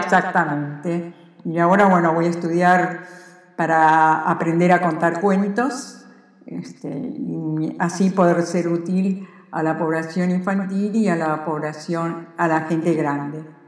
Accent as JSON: {"language": "Spanish", "country": "Argentina", "said": "soy argentina y quiero mucho a la Argentina"}